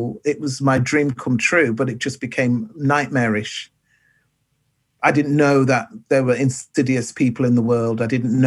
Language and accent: English; Manchester, North West England, United Kingdom; moved away; also born or lived in London; originally I'm from Manchester, but at that time I was lost. I was living in London